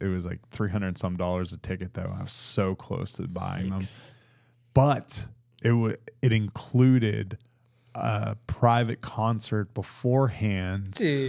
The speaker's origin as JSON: {"language": "English", "region": "East Coast", "country": "United States", "said": "because they knew I was from the East Coast"}